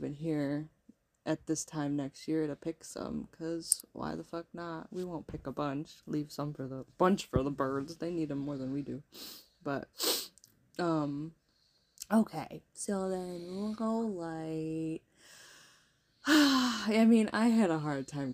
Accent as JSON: {"language": "English", "region": "New York", "country": "United States", "moved": "yes", "said": "we come from New York"}